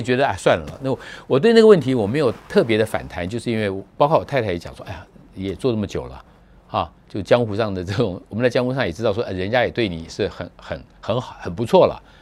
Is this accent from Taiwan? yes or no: yes; Taipei, Taiwan; 我们从台北来的